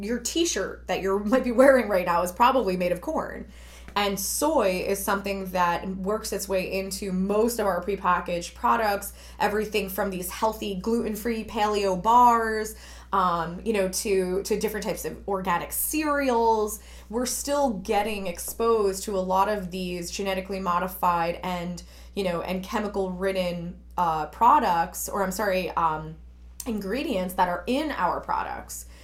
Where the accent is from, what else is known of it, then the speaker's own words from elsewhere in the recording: Newark, New Jersey, United States; I grew up in Newark, which was, you know, quite industrial